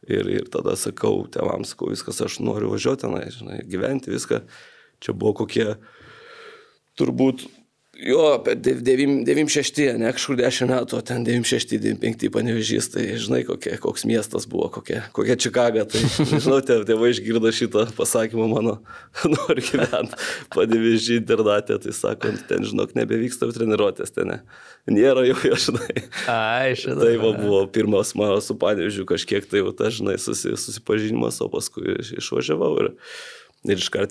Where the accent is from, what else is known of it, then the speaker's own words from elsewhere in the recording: Jonava, Kaunas County, Lithuania; aš irgi iš Jonavos